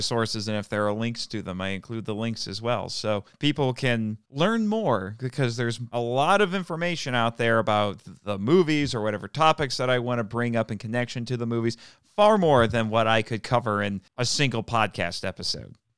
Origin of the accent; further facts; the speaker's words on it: Indiana, United States; I'm from Indiana.